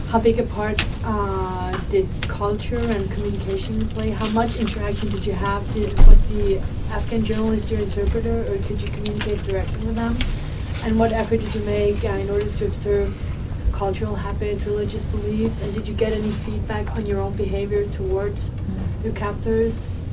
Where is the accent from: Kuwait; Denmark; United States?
Denmark; moved away; Um, I'm from Denmark